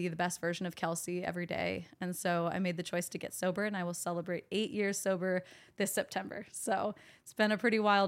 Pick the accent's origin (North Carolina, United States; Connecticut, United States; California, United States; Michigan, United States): California, United States; Sacramento; So I grew up in Sacramento. My parents got divorced when I was pretty young, like 6 years old.